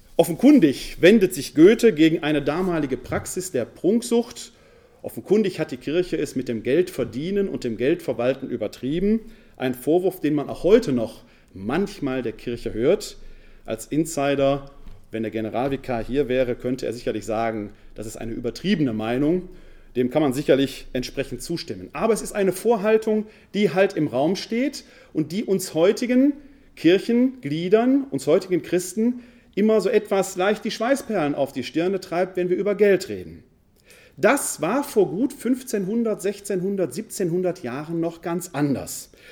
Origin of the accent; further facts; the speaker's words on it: Essen, North Rhine-Westphalia, Germany; accent: Ruhrgebiet; also born or lived in Wuppertal; Ich komme gebürtig aus dem Ruhrgebiet, aus der Stadt Essen. Man hört es meiner Sprache an.